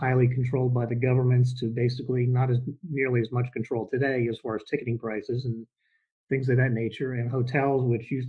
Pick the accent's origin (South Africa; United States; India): United States; New Jersey; now in Atlanta, United States; I'm now down in the Atlanta area, but I'm originally from New Jersey